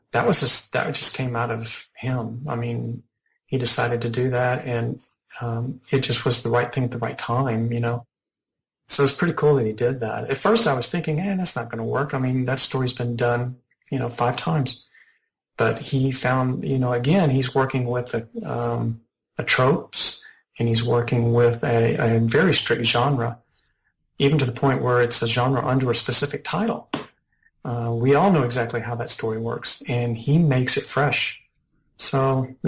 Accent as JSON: {"language": "English", "region": "the South", "country": "United States", "tie": "born or raised there", "said": "I grew up in the South, and my parents came from small towns"}